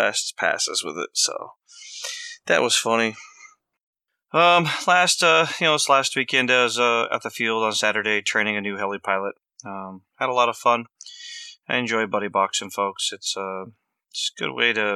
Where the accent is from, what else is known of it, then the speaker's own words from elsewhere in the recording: Vancouver, Washington, United States; moved away; where I grew up at in Vancouver, Washington. And no, I'm not Canadian